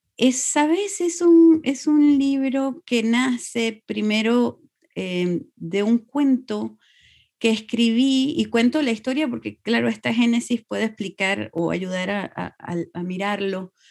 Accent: Venezuela; moved away as an adult; also born or lived in Bolivia; now in Eugene, United States; todos nacimos en Venezuela, porque mis padres salieron por razones políticas de Bolivia el 71 y estuvieron en Venezuela muchos años

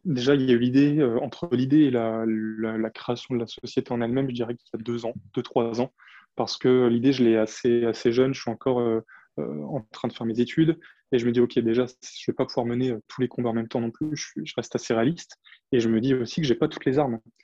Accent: Champagne wine region, Grand Est, France; moved away; Je suis originaire du vignoble de la Champagne, donc j'ai grandi au milieu des vignes.

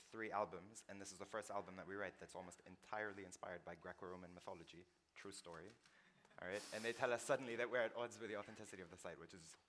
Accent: Lebanon; I'm from Lebanon

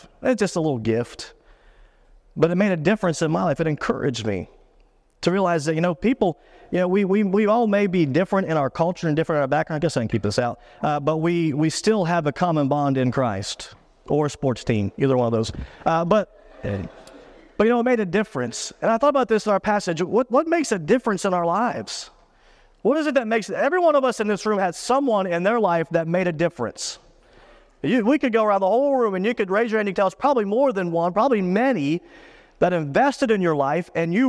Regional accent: Pennsylvania, United States; I grew up in South Central Pennsylvania, about an hour from Pittsburgh, and so I'm a hardcore Steeler fan.

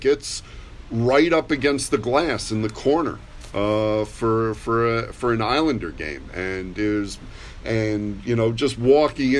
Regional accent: New York City, New York, United States; As a Jewish kid growing up on the Lower East Side

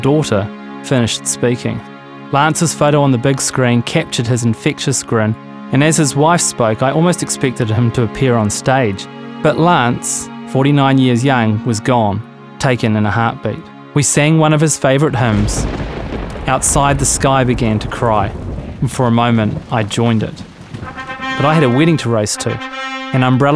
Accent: New Zealand; As a Kiwi male

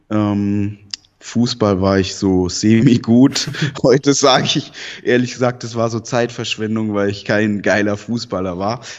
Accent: Southern Germany, Germany; also ich bin in Süddeutschland aufgewachsen, in einer Pflegefamilie nicht bei meinen leiblichen Eltern, mit denen habe ich auch keinen Kontakt.

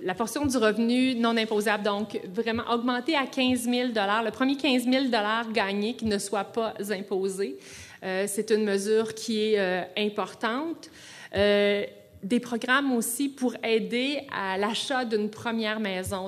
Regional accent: Quebec, Canada; Je suis une Québécoise, moi aussi

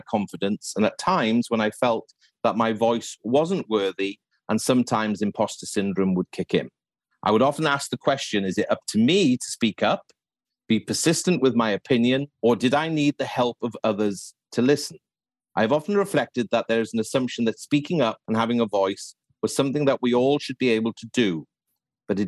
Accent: West Wales, United Kingdom; I was brought up in West Wales

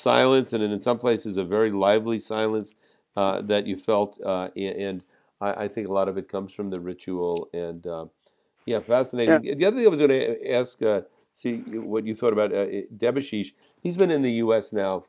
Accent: New York area, United States; when I was a kid growing up in the New York area

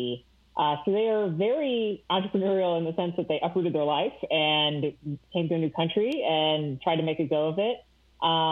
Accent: St. Louis, Missouri, United States; moved away as an adult; now in Columbus, United States; I grew up in St. Louis, Missouri, a suburb right outside of there

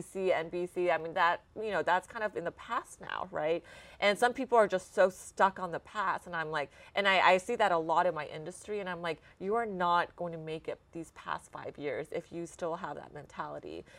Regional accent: Dallas, Texas, United States; also born or lived in Austin, United States; now in Houston, United States; I grew up in Dallas

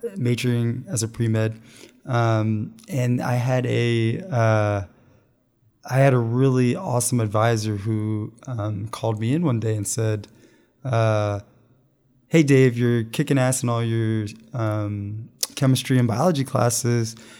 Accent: Pennsylvania, United States; I grew up in Pennsylvania

